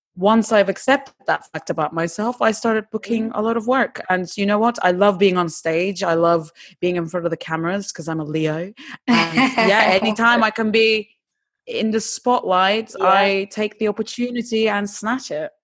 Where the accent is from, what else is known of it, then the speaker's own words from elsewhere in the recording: Istanbul, Turkey; English is a second language; moved away as an adult; also born or lived in England; now in United Kingdom; I'm originally born and bred in Istanbul, and about 12 years ago, I came to England to study.